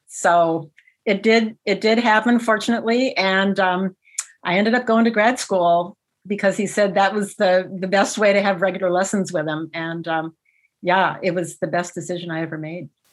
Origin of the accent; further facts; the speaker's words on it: Iowa, United States; moved away; I'm from the Midwest originally, actually, Iowa originally.